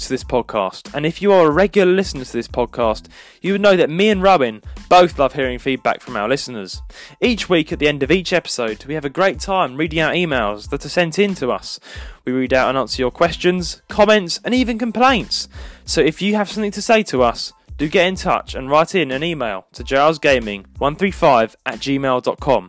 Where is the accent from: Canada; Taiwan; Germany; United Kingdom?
United Kingdom; London; now in Leicestershire, United Kingdom; I'm a Londoner, guys, as you can tell, but I don't live in my own hometown. I live up here in Leicestershire.